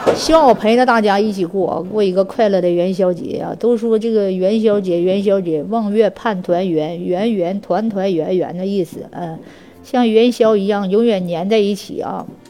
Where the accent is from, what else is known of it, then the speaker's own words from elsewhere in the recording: Northeast China, China; 我们东北